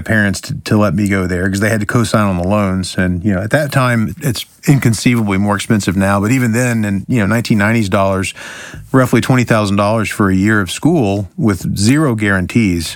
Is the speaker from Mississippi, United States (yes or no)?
no; Orlando, Florida, United States; moved away as an adult; also born or lived in Alabama; I'm from Orlando. I went to Alabama for, I only lived there for 2 years, but I'm from Orlando